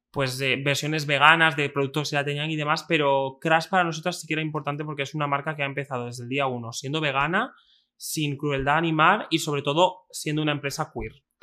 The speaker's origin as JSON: {"language": "Spanish", "region": "Extremadura", "country": "Spain", "said": "yo he sido una persona que soy de Extremadura, soy de un pueblo muy pequeño"}